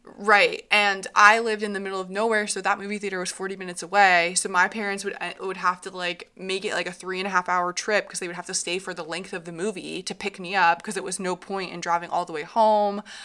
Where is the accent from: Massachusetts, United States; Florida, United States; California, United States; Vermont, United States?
Vermont, United States; Hartland; I grew up in Heartland, Vermont.